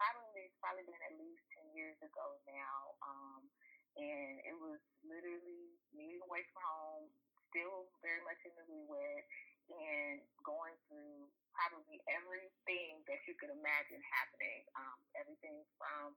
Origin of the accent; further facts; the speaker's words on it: Texas, United States; moved away as an adult; I'm from Texas